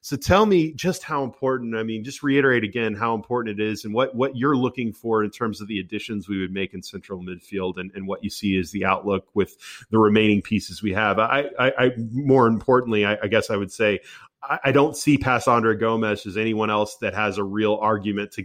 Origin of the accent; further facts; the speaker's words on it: United States; accent: American; my American accent